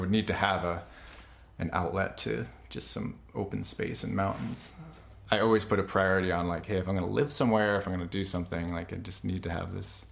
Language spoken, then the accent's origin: English; New York, United States; moved away as an adult; also born or lived in Colorado; now in Alaska, United States; I grew up in New York and north of the city a little bit